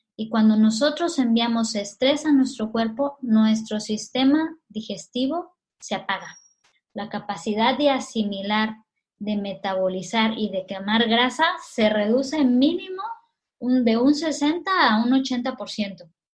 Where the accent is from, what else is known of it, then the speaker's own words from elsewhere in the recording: Mexico; now in Catalonia, Spain; los mexicanos